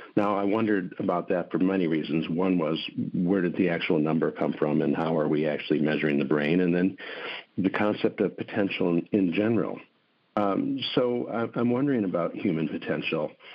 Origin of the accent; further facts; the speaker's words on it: Milwaukee, Wisconsin, United States; When I grew up in Milwaukee, Wisconsin